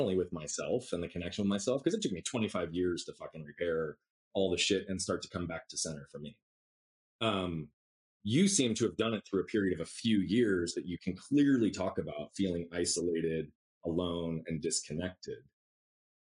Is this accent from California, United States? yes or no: no; Scottsdale, Arizona, United States; we grew up in North Scottsdale